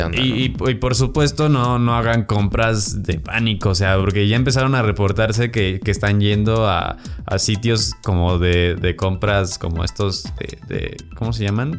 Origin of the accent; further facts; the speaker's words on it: Guanajuato, Mexico; now in Mexico City, Mexico; yo, no soy de acá, soy de Guanajuato.